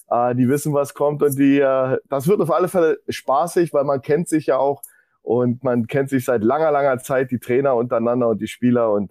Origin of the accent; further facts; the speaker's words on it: Berlin, Germany; now in Hildesheim, Germany; Moin, moin. Aus Berlin. Ich sitze aber in Hildesheim.